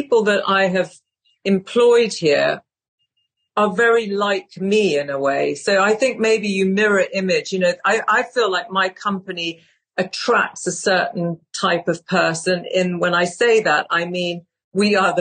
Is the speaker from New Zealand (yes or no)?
no; United Kingdom; I'm British